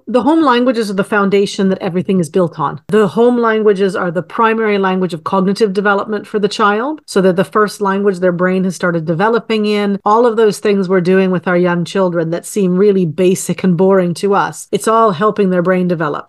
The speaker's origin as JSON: {"language": "English", "country": "Canada", "tie": "born or raised there", "said": "I am Canadian-born and raised"}